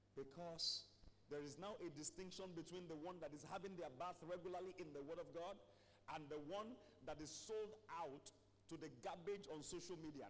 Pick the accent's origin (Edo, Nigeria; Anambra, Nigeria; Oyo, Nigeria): Oyo, Nigeria; Ibadan; growing up in Mokola